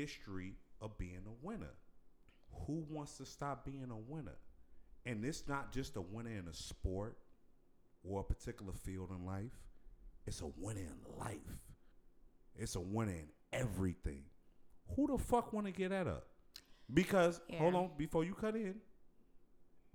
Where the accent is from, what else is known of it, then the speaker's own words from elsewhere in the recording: Chicago, Illinois, United States; I grew up around the Chicagoland area